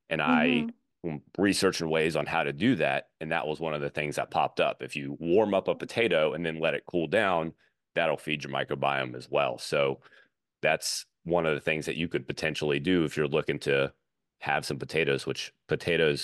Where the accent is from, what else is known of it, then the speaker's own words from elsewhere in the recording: Louisiana, United States; I grew up in Louisiana